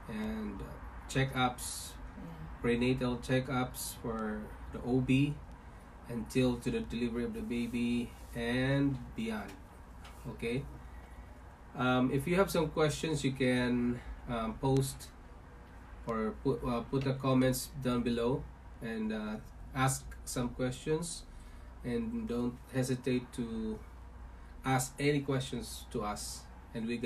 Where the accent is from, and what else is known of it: Philippines; born or raised there; moved away as an adult; also born or lived in Singapore / North York, Ontario, Canada; now in Toronto, Canada